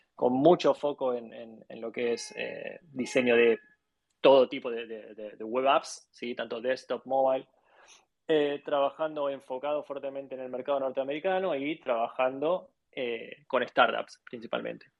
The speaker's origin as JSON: {"language": "Spanish", "country": "Argentina", "moved": "yes", "lives_now": "Miami, United States", "said": "soy de, Argentina"}